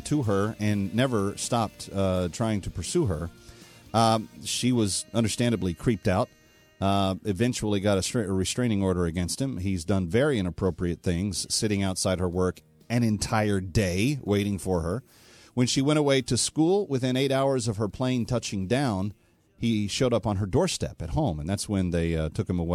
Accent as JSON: {"language": "English", "region": "Texas", "country": "United States", "tie": "born or raised there", "moved": "yes", "said": "Great place to be from, my home state"}